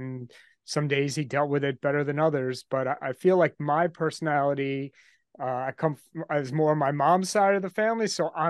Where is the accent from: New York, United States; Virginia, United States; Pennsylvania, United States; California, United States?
New York, United States; I'm from New York, just outside Manhattan. I grew up here and I live here now.